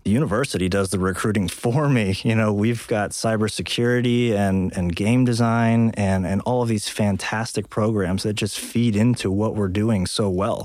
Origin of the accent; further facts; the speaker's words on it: Texas, United States; moved away as an adult; now in South Dakota, United States; I grew up in Texas